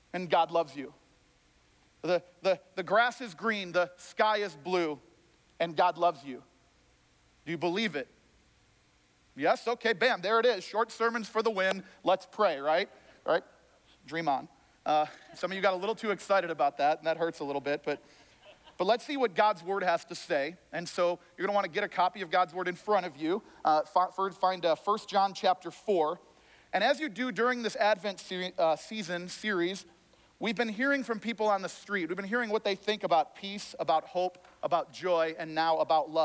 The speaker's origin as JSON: {"language": "English", "town": "Chicago", "region": "Illinois", "country": "United States", "said": "I'm from Chicago"}